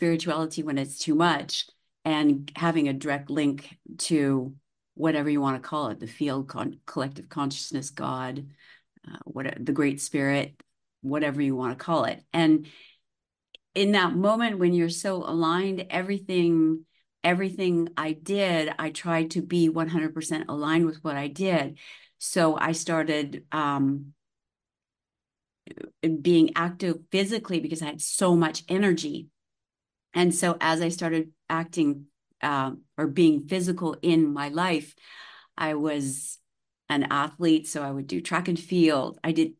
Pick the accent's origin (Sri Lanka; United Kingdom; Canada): Canada; the Prairies; born there; I was born in Canada on the prairies.